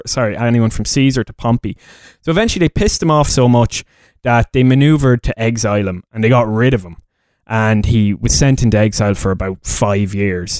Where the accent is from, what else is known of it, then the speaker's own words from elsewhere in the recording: Leinster, Ireland; I'm a bogger from Leash